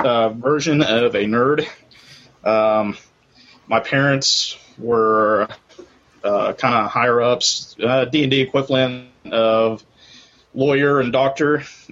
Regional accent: Abilene, Texas, United States; I'm from Abilene, Texas

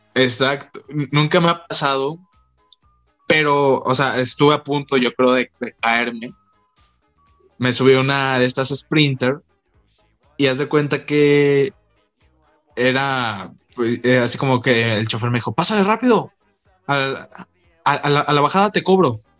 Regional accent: Mexico; aquí en México

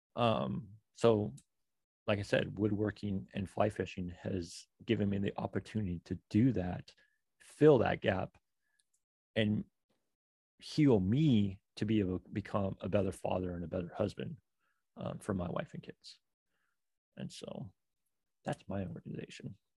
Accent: Oregon, United States; moved away; also born or lived in New York; I'm from Oregon

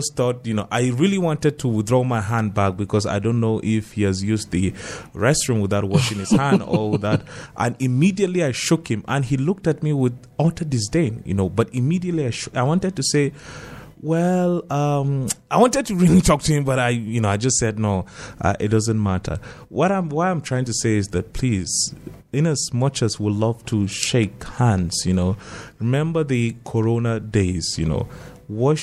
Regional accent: North, Northern Nigeria, Nigeria; growing up in North, you know, the churches that we grew up attending

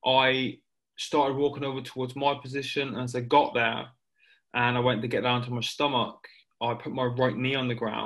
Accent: Plymouth, South West England, United Kingdom; someone who was born and raised in the town of Plymouth

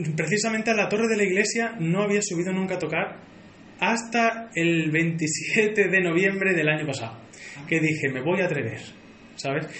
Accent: Alange, Extremadura, Spain; yo siempre llevo a mi pueblo por bandera y siempre digo que soy de Alange

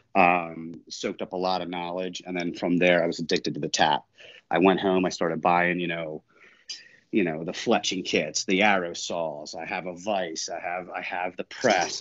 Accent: New Jersey, United States; I grew up in South Jersey uh, my whole life.

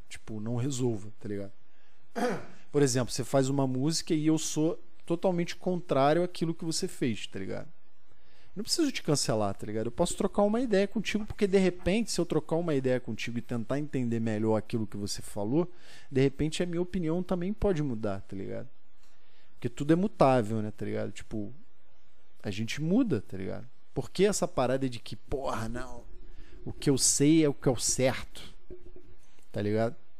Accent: Rio de Janeiro, Brazil; eu fui criado ali na, na em São Cristóvão

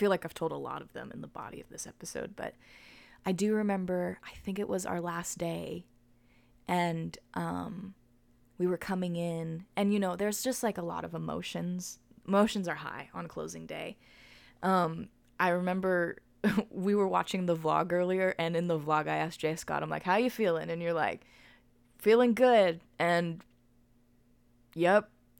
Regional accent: United Kingdom; in this moment, being a British gymnast sweep, you know.

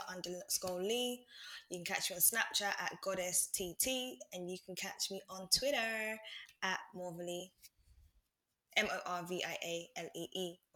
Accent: London, United Kingdom; I'm actually from South West London and I live in Norbury.

